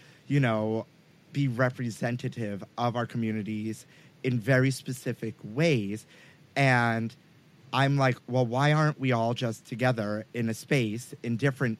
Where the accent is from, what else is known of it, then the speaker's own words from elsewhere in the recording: New York City, New York, United States; I'm from Sunset Park Bay Ridge.